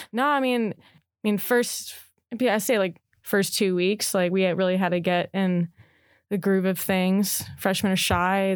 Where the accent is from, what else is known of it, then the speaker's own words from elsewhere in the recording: Chicago, Illinois, United States; moved away as an adult; now in Oregon, United States; I'm from Chicago